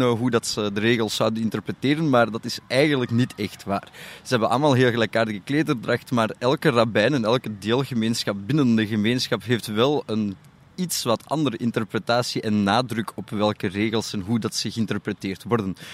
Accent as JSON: {"language": "Dutch", "town": "Antwerp", "region": "Flanders", "country": "Belgium", "tie": "born or raised there", "said": "Ik heb in Antwerpen op, een privé Joodse school gezeten tot mijn 13"}